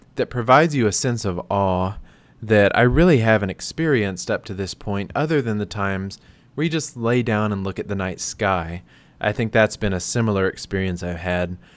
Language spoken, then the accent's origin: English; United States; moved away as an adult; also born or lived in Tennessee / North Carolina; now in Phoenix, United States; I am from North Carolina slash Tennessee